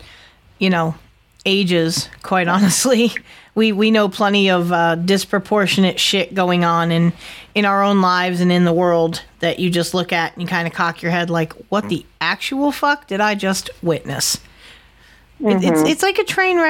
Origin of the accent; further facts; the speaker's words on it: Connecticut, United States; moved away; being from Connecticut